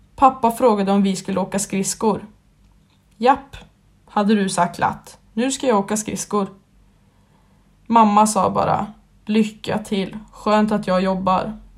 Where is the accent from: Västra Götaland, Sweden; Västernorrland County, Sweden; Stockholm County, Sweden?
Västra Götaland, Sweden; Skövde; Jag är uppväxt i Skövde och har även bott där i hela mitt liv